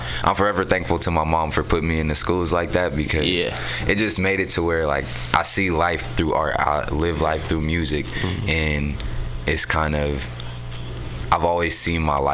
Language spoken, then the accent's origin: English; San Francisco, California, United States; also born or lived in Oakland; I'm from San Francisco. I was technically born in Oakland, but I was raised out here in San Francisco. I grew up in the Mo.